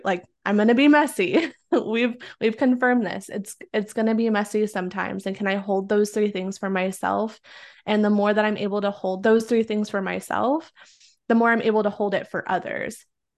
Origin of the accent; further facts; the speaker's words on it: Oregon, United States; moved away; I grew up in the Pacific Northwest in Oregon. And since this is an audio, like you can't see the color of my skin, but I am Mexican and I grew up in a predominantly like white town.